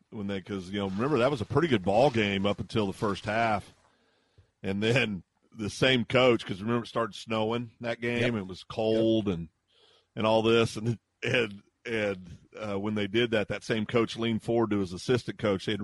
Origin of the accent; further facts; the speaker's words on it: Kansas, United States; now in Guthrie, United States; when I was a kid growing up in Kansas